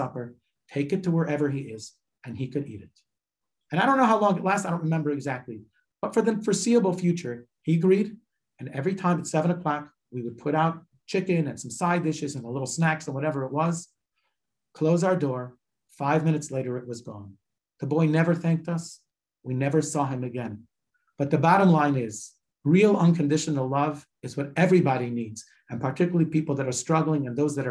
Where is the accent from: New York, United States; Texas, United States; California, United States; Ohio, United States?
Ohio, United States; Cleveland; moved away; I'm from Cleveland originally